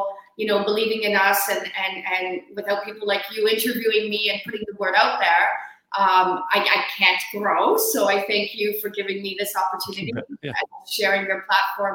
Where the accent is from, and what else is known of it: Canada; moved away; also born or lived in Australia